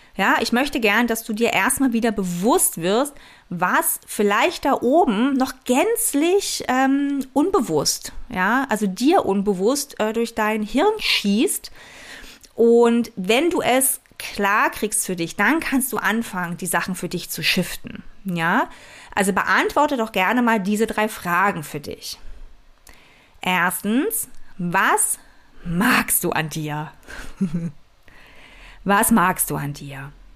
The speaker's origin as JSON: {"language": "German", "region": "East Germany", "country": "Germany", "tie": "born or raised there", "said": "ich bin in der DDR aufgewachsen"}